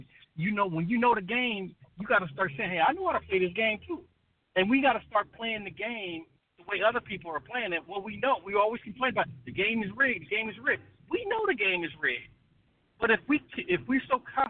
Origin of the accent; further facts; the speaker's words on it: Compton, California, United States; moved away; I grew up in Compton, and I tell you, when I grew up in Compton, it was drive-bys